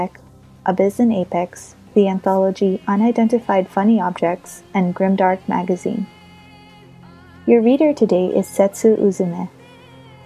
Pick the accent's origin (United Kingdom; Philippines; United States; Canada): Philippines; I'm a Filipina writer of short fiction and poetry